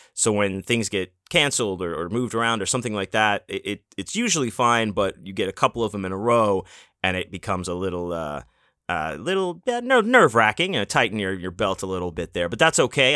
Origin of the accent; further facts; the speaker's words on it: Houston, Texas, United States; now in Las Vegas, United States; I grew up in Houston, Texas